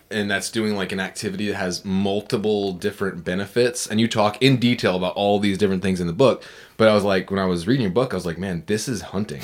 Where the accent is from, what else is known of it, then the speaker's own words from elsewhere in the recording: Virginia Beach, Virginia, United States; Virginia Beach, which was my hometown